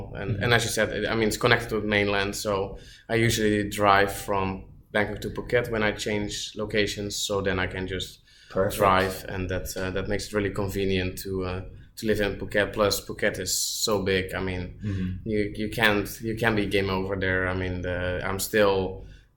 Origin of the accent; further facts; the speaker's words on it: Netherlands; now in Thailand; I'm from the Netherlands